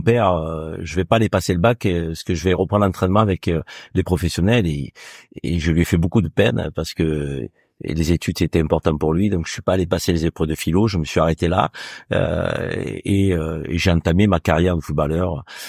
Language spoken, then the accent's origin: French; Avignon, Provence-Alpes-Côte d'Azur, France; accent: southern; moved away as an adult; also born or lived in Marseille; now in Paris, France; je suis issu du Sud. Donc, euh, moi, je suis né à Avignon.